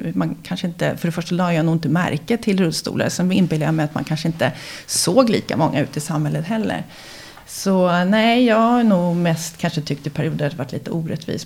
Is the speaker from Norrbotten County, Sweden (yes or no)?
no; Huddinge, Stockholm County, Sweden; also born or lived in Älvsjö, Stockholm / Hammarby sjöstad, Stockholm; Jag är uppvuxen i Fullersta som ligger i Huddinge